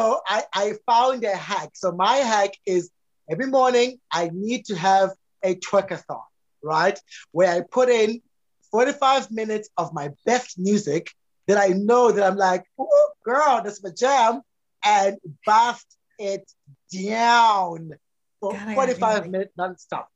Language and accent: English; South Africa; a patriarchal man growing up in South Africa